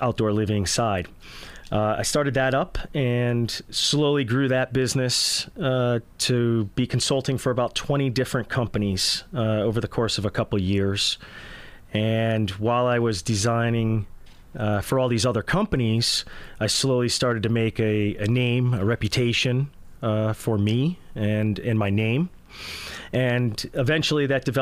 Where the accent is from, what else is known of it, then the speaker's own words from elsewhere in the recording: Connecticut, United States; moved away as an adult; also born or lived in Tampa Bay, Florida; now in Tampa, United States; I was born and raised in Connecticut. And I've now been here in the Tampa Bay area for 12 years.